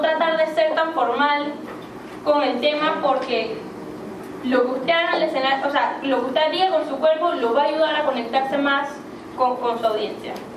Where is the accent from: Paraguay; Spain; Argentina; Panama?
Panama; yo una persona que crecí en Panamá